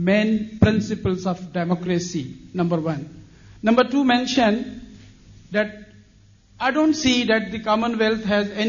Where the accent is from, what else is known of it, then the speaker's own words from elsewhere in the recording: Pakistan; moved away as an adult; now in London, United Kingdom; I'm a human rights student here at LSE. I'm from Pakistan.